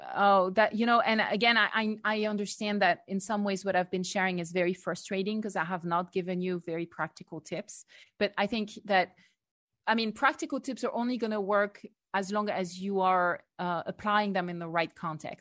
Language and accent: English; France; moved away as an adult; growing up in France